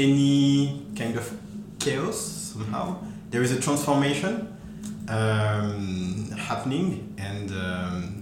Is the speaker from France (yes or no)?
yes; France; accent: French; English is a second language; moved away as an adult; also born or lived in Paris; now in Auckland, New Zealand; as you can hear with my accent, I come from France